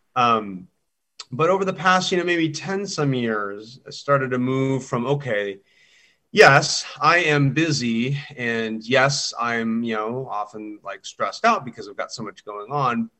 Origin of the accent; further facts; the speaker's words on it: Southern California, United States; growing up in Southern California